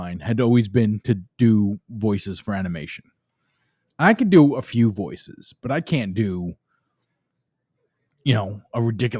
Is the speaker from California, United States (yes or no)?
no; New York City, New York, United States; accent: Brooklyn; my Brooklyn accent.